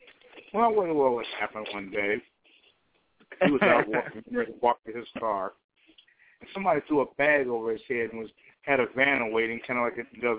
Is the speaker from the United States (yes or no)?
yes; Chicago, Illinois, United States; My hometown sits up here, Chicago.